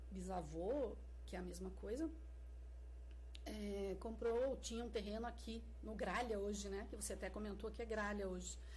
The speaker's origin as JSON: {"language": "Portuguese", "town": "Fazenda Rio Grande", "region": "Paraná", "country": "Brazil", "tie": "born or raised there", "moved": "as an adult", "lives_now": "Curitiba, Brazil", "said": "Então, eu nasci aqui, é, nasci em Curitiba, porque em Fazenda Rio Grande não existia hospital, né? Então, nasci na forma de nascimento mesmo. Nasci em São, no Hospital São Vicente, Curitiba, mas já vim para cá, né?"}